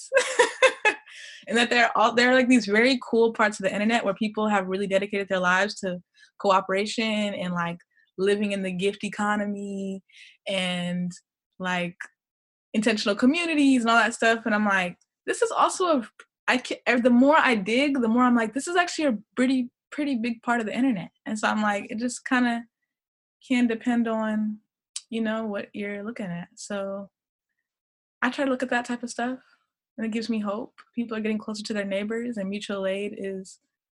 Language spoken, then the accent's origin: English; Des Moines, Iowa, United States; also born or lived in Ohio; I'm originally from sort of Des Moines, Iowa. Like, that's where I grew up. I was born in Ohio, but we moved when I was 7.